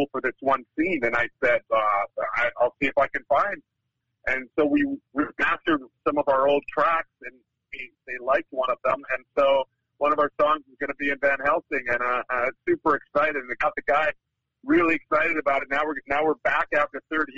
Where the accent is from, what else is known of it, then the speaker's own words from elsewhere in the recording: Winnipeg, Manitoba, Canada; now in Vancouver, Canada; Grew up in a place called Winnipeg, Manitoba